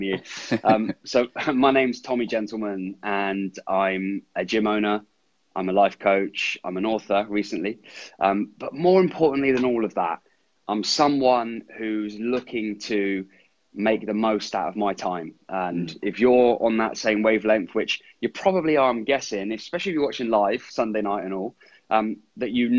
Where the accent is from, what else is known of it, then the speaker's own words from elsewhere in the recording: Andover, South East England, United Kingdom; also born or lived in New Zealand; I was born and raised in my hometown, Andover in Hampshire.